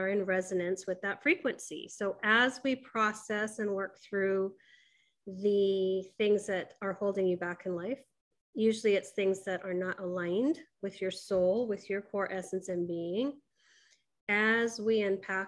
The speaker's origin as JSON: {"language": "English", "town": "Kailua", "region": "Hawaii", "country": "United States", "tie": "born or raised there", "said": "I was born in Kailua, Hawaii."}